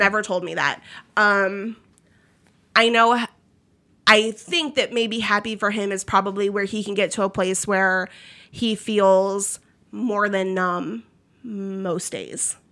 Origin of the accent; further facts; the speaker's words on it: Maryland, United States; moved away as an adult; also born or lived in Philadelphia, Pennsylvania / Florida; now in Kentucky, United States; I'm not from Kentucky. I'm from Maryland.